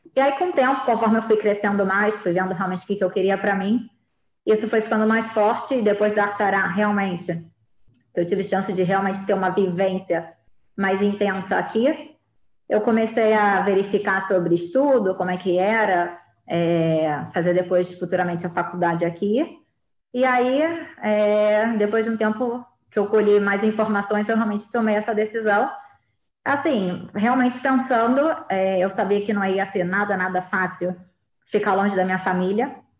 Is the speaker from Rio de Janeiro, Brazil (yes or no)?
yes; Rio de Janeiro, Brazil; accent: carioca; first language Portuguese; moved away as an adult; also born or lived in Israel; now in Modiin, Israel; eu nasci no Rio de Janeiro, venho do Rio de Janeiro, de uma família tradicional judaica. É, eu estudei desde pequenininha no Colégio Barilã, em Copacabana, no Rio.